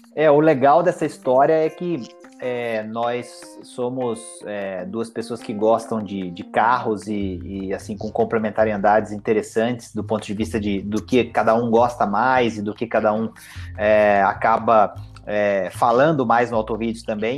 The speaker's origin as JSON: {"language": "Portuguese", "town": "Itajubá", "region": "Minas Gerais", "country": "Brazil", "tie": "born or raised there", "said": "eu sou de Itajubá, né, no sul de Minas"}